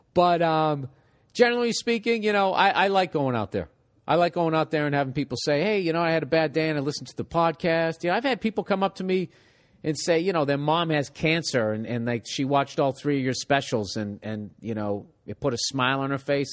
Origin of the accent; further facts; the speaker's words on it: Massachusetts, United States; I come from Massachusetts